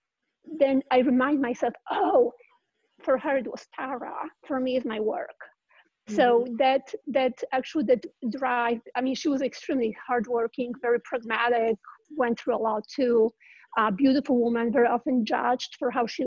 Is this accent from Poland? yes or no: yes; Poland; moved away as an adult; now in California, United States; I grew up in Poland and didn't know about Ayn Rand. And when I moved here to California